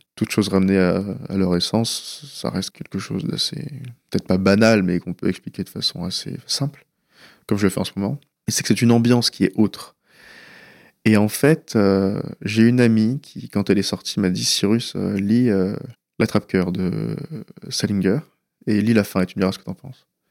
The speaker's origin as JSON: {"language": "French", "country": "France", "tie": "born or raised there", "also_born_or_lived": "California, United States", "first_language": "Persian", "second_language": "French", "said": "on revenus en France, donc j'avais un ou deux ans"}